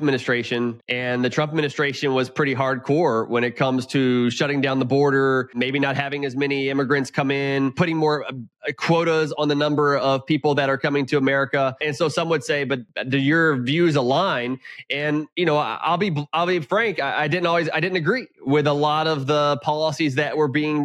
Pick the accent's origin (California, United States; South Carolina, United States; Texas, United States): Texas, United States; Houston; also born or lived in Lubbock, Texas / Round Rock, Texas / McLean, Virginia; I'm a Texan through and through. I grew up in Houston.